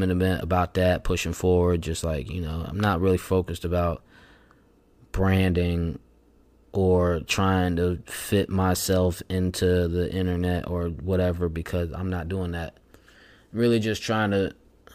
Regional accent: Pontiac, Illinois, United States; my hometown of Pontiac, Illinois

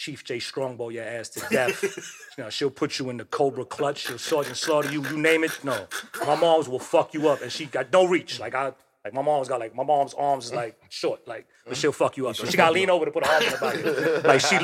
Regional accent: New York City, New York, United States; growing up in the projects, man, I'm originally from Michelangelo on 149th Street and Park Avenue

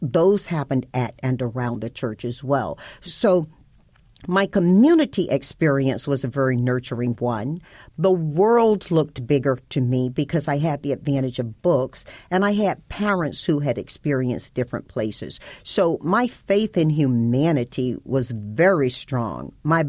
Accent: the South, United States; people think about the communities such as I grew up in, they think about them being Bible-based, and I grew up in the Bible Belt.

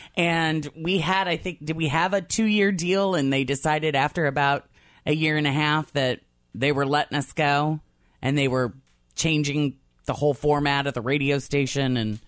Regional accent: Illinois, United States; moved away as an adult; also born or lived in Tampa, Florida; now in Cincinnati, United States; I'm from Illinois originally. I've spent 10 and a half, 11 years in Tampa

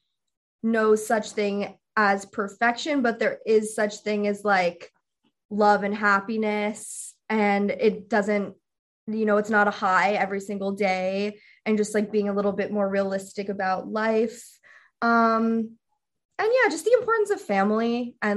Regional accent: New York, United States; also born or lived in Chelsea, New York; I live in like Chelsea and I'm from the Upper East Side.

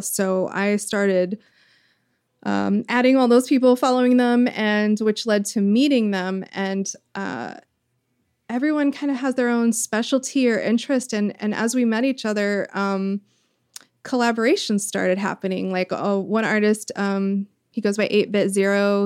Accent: the South, United States; I grew up in the South

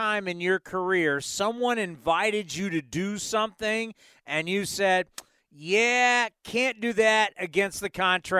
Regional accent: San Diego, California, United States; I grew up right next to San Diego State. I grew up in San Diego.

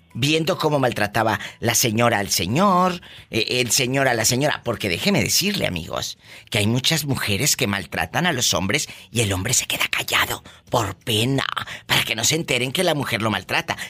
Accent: Matamoros, Tamaulipas, Mexico; de Matamoros, mi tierra

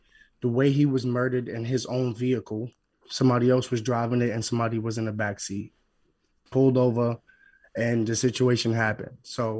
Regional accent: New York City, New York, United States; I'm from East New York, Brooklyn. So coming up in the hood

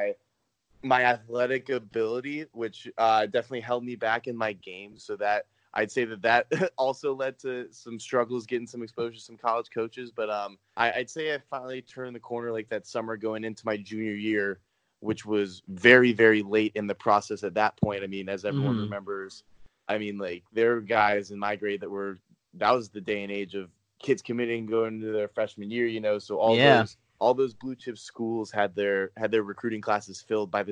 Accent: Frisco, Texas, United States; moved away as an adult; I was coming from Texas, which was obviously a non-hotbed area

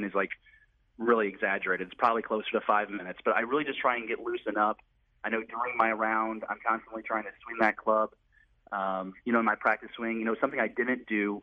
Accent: St. Louis, Missouri, United States; I grew up born and raised in St. Louis

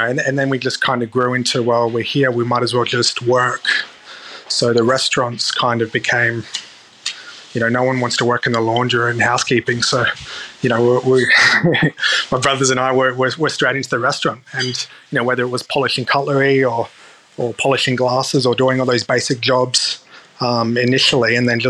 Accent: Darwin, Northern Territory, Australia; I think that comes from my early memories of growing up in Darwin.

